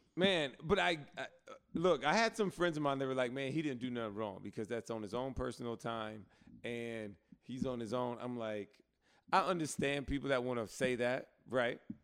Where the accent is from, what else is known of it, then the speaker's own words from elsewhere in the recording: Alabama, United States; I grew up in Alabama too